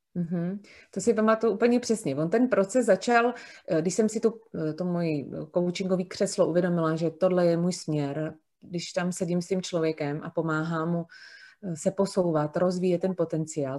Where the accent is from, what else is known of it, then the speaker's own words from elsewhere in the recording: Prague, Czechia; moved away as an adult; now in near Plzeň, Czechia; já jsem z Prahy, eh, narozená v Praze a vlastně poslední 44 let jsem žila v Praze